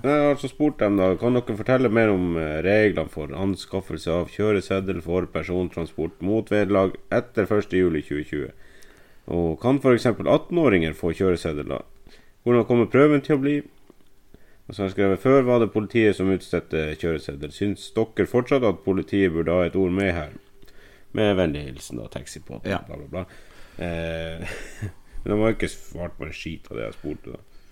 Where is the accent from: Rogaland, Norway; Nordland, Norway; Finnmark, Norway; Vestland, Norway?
Finnmark, Norway; Vi er fra Finnmark